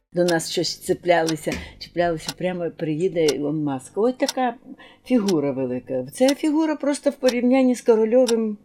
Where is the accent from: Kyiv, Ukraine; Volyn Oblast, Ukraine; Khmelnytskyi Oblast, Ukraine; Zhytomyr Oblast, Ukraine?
Zhytomyr Oblast, Ukraine; Zhytomyr; ми, Житомиряни